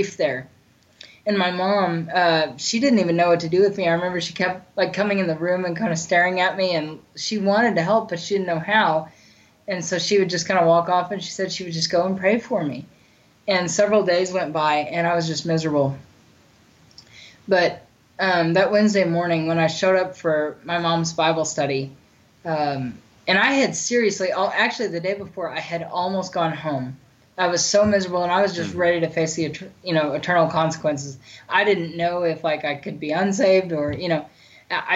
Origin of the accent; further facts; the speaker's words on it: Bartlesville, Oklahoma, United States; moved away as an adult; My parents let me move home to Bartlesville, to my hometown